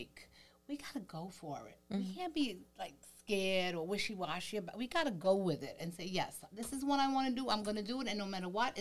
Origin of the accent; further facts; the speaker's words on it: New York City, New York, United States; now in Staten Island, United States; I'm from East New York. I grew up in East New York.